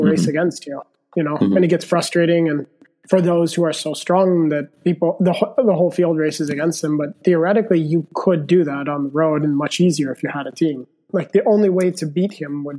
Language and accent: English; United States; now in Italy; I'm the one from North America